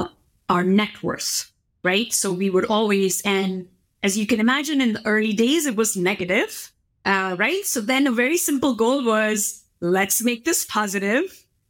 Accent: India; growing up in India in a middle class home

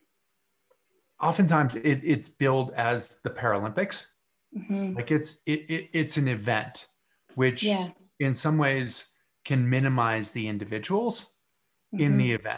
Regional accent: Massachusetts, United States; I grew up in Massachusetts

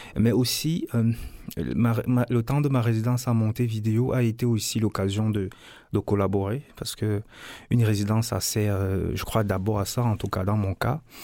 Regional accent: Cameroon; je viens du Cameroun

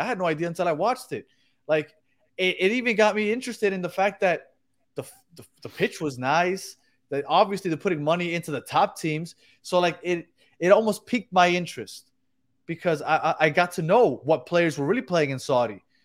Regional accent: Colombia; I am Colombian

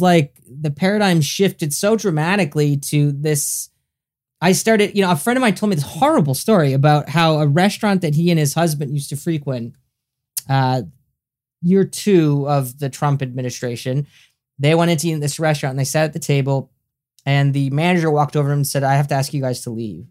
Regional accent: Canada; also born or lived in Los Angeles, United States; I'm a Canadian, I live in Canada and, and I lived in America for a few years

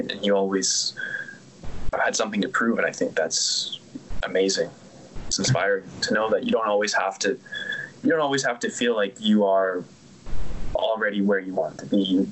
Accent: Canada; being from the same country

